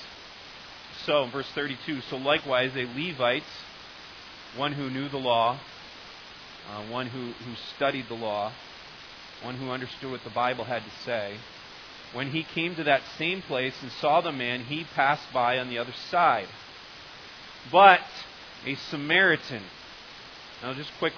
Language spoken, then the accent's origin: English; United States; The U.S.